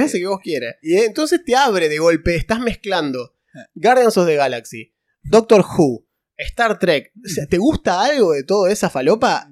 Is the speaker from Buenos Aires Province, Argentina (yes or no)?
no; Santa Fe, Argentina; hay gente que pensaba que éramos de capital nosotros eh, y somos de Santa Fe